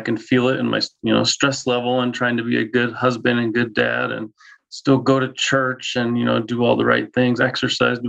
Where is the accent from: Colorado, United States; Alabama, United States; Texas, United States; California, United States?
Colorado, United States; Denver; moved away as an adult; now in Spokane, United States; Born and raised in Denver, moved to Spokane about 5 years ago with all my family